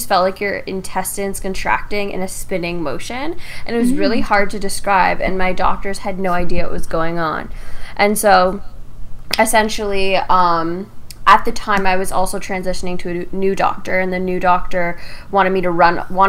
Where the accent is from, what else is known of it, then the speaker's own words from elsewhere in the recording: Windsor, Ontario, Canada; I am from Windsor, Ontario, like you are. I live with my two parents